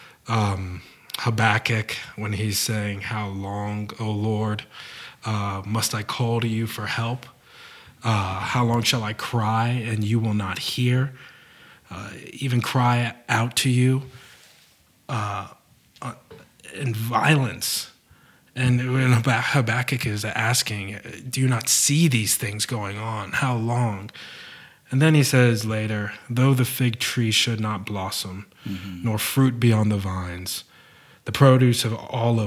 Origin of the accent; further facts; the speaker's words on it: United States; we sit here as an American and a Zambian